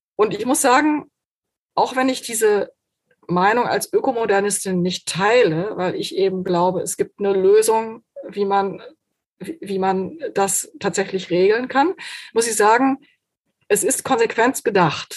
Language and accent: German; Germany; bei uns in Deutschland